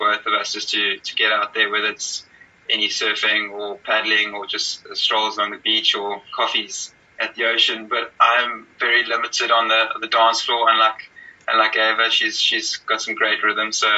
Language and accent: English; Cape Town, Western Cape, South Africa; also born or lived in Hermanus; growing up in Cape Town and also in Amanus